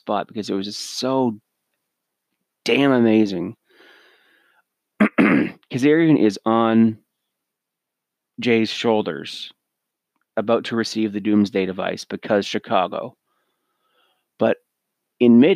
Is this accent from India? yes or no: no; Canada; I'm Canadian